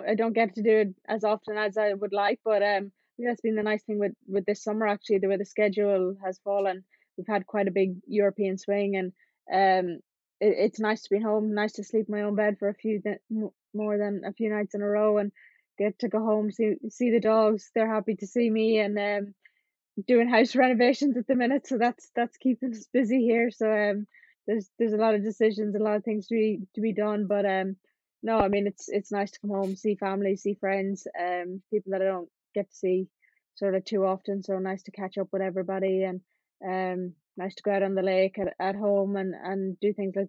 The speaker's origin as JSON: {"language": "English", "country": "Ireland", "said": "we're lucky being from Ireland, being from such a small country."}